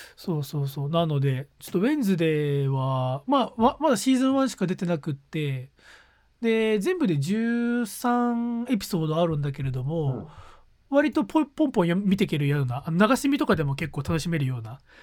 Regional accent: Gunma, Japan; moved away as an adult; 地元の群馬県に帰ったこと帰る機会が先週末、うんうん、先々週末あったんでついでに実家にちょっと顔を出した

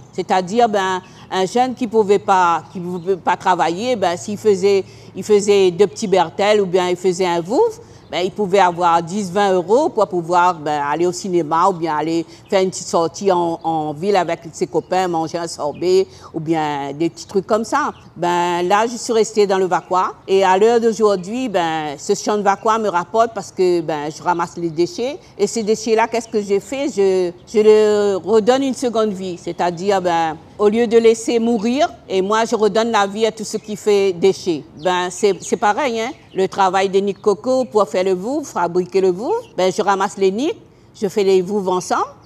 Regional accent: Saint-Denis, Réunion; J'ai grandi à Saint-Clotilde

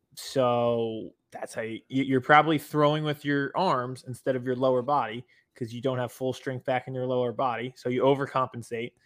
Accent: Harrisburg, Pennsylvania, United States; from my hometown Harrisburg

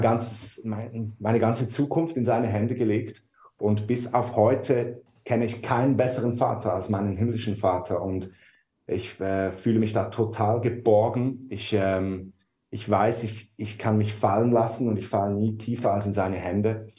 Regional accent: Switzerland; moved away as an adult; now in Hamburg, Germany; wir sind Schweizer und wohnen eigentlich so seit zwei Jahren in Deutschland

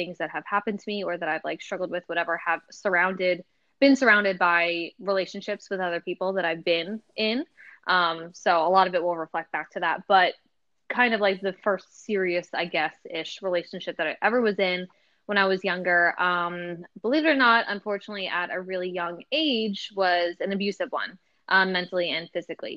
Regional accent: Jersey Shore, New Jersey, United States; I grew up right on the Jersey Shore.

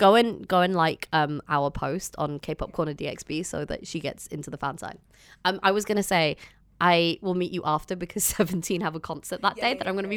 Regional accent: Dubai, United Arab Emirates; also born or lived in London; we just live here. I've grown up here.

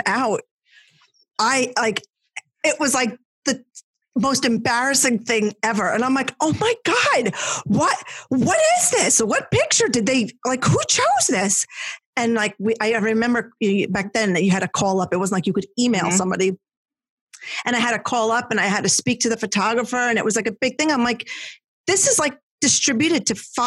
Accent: New Jersey, United States; I was a Jersey blonde, girl

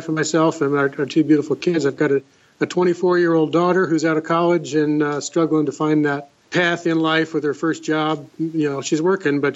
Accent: Los Angeles, California, United States; moved away as an adult; now in Washington, United States; I didn't actually grow up here in Washington. I grew up in Southern California in the Los Angeles area

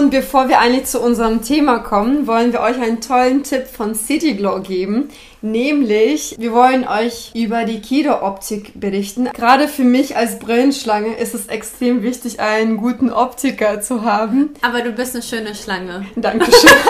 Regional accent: Hanover, Lower Saxony, Germany; Aber da, als Hannoveranerin, dann, da kannte ich schon alles

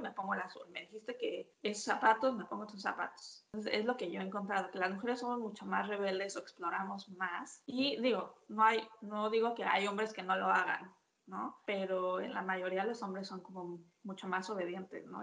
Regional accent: Mexico City, Mexico; moved away as an adult; also born or lived in Milan, Italy; now in Auckland, New Zealand; soy de la Ciudad de México, pero igual, como decías, vivo en Auckland desde hace casi cuatro años

